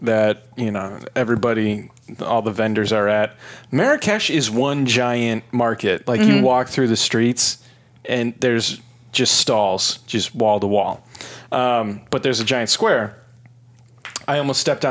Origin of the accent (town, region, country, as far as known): Chicago, Illinois, United States